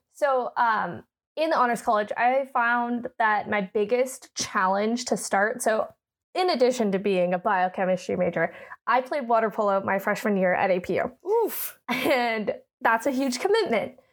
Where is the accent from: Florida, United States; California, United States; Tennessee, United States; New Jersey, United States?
California, United States; Oakland; moved away; I'm from Northern California. Uh, I went to high school at a Catholic high school in Oakland called Bishop O'Dowd.